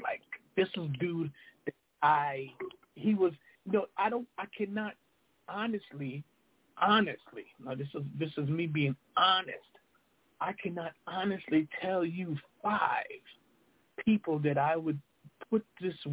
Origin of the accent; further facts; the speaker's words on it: New York, United States; we're both from New York.